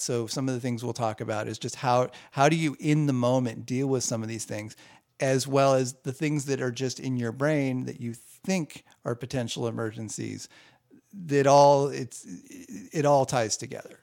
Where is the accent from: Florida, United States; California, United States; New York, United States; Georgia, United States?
California, United States; Southern; I grew up in Southern California